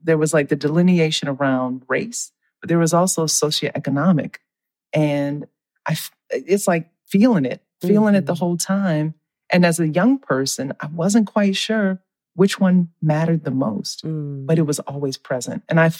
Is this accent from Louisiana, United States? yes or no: yes; New Orleans, Louisiana, United States; I'm from New Orleans where seafood is fresh.